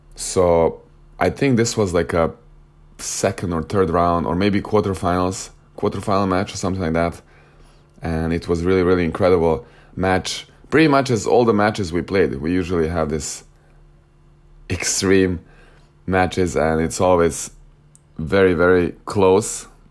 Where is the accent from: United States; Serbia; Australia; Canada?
Serbia; Novi Sad, Vojvodina; moved away as an adult; my hometown, in my home club, Novi Sad